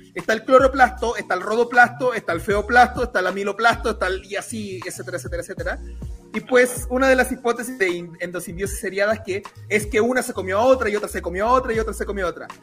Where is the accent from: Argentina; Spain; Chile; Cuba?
Chile; now in Mexico; en Chile sí, porque comemos urocordados